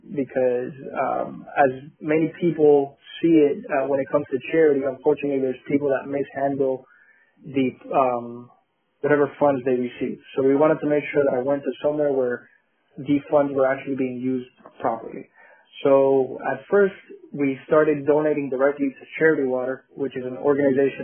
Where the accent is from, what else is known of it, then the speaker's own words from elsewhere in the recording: Colombia; now in Miami, United States; we are from Colombia in South America